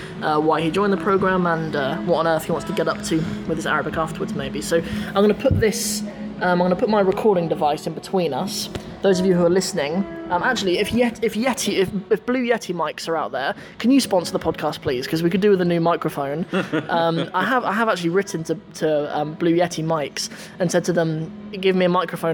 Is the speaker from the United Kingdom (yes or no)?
yes; Northampton, East Midlands, United Kingdom; my hometown in Northampton